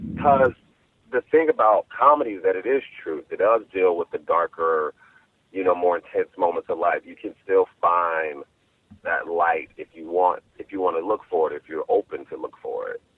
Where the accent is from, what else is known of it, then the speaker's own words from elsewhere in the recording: Chicago, Illinois, United States; my hometown of Chicago